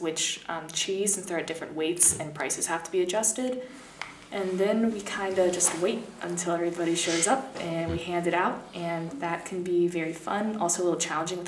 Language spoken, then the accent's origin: English; United States; moved away as an adult; now in Perugia, Italy; an American student here